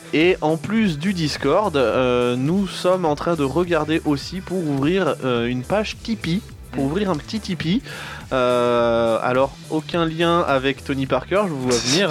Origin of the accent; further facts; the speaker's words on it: Tours, Centre-Val de Loire, France; nous ne venons pas de Paris, nous nous venons euh, de Touraine, on est de Tours